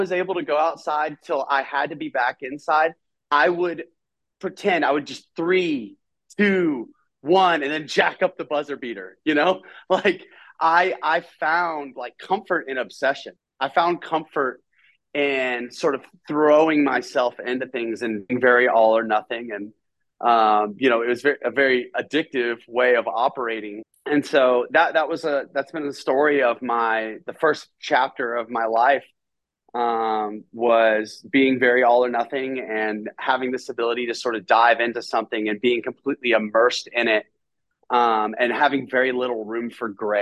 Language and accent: English; Nashville, Tennessee, United States; I grew up, I'm from Nashville, Tennessee. And I grew up in a home